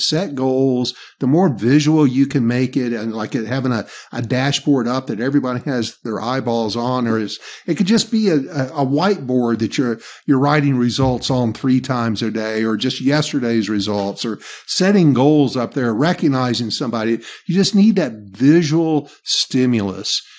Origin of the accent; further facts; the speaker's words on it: the South, Southern United States, United States; accent: Southern; my Southern accent